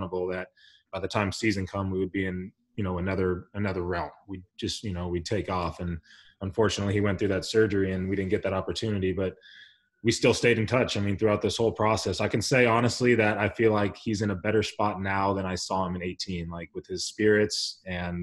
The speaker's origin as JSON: {"language": "English", "town": "El Cajon", "region": "California", "country": "United States", "also_born_or_lived": "Pittsburgh", "said": "I'm from El Cajon, California, little small valley in San Diego"}